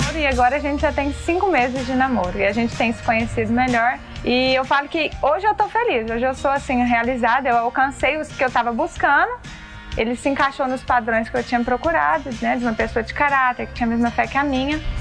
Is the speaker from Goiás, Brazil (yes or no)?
yes; Pires do Rio, Goiás, Brazil; eu sou de Pires do Rio, Goiás